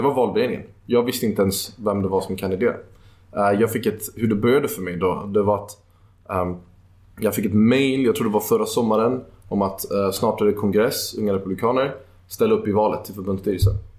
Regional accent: Sweden; also born or lived in Netherlands; jag är född i Holland, men jag är uppvuxen i Sverige.

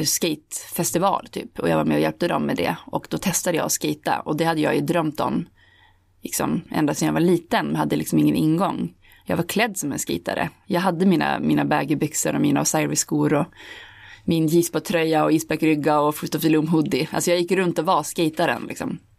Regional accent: Holmsund, Västerbotten County, Sweden; när jag växte upp, alltså i Homsund där jag kom ifrån

